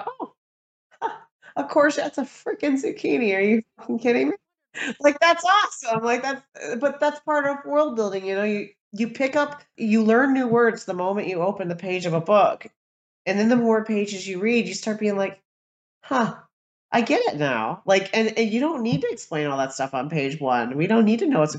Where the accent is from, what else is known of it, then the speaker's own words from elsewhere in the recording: United States; as an American